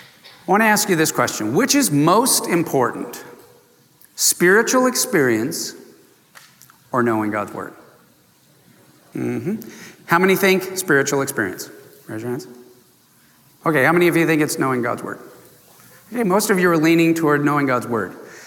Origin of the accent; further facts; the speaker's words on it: San Diego, California, United States; I grew up in Southern California in San Diego, too close to the border of Mexico and all that good food.